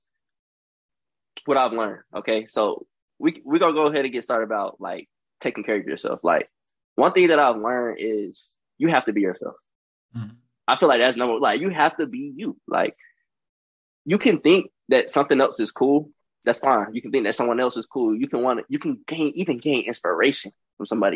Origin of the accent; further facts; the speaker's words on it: Charlotte, North Carolina, United States; I am from Charlotte, North Carolina